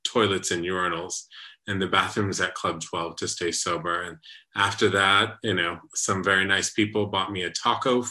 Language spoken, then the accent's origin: English; San Antonio, Texas, United States; San Antonio, Texas, my hometown